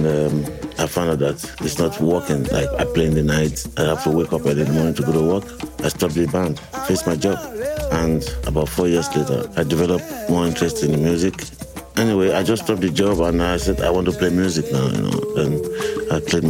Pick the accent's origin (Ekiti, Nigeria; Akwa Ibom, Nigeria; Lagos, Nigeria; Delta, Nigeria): Lagos, Nigeria; I was born in Lagos